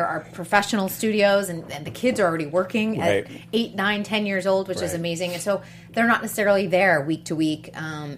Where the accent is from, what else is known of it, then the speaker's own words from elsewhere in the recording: New England, United States; now in Los Angeles, United States; I'm from New England